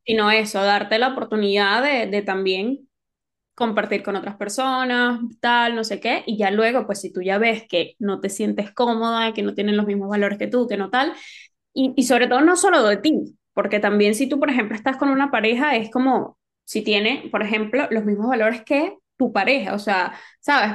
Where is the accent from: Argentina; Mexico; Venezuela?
Venezuela; now in Spain; lo que nos tocó vivir como venezolanos, de que nos tocó emigrar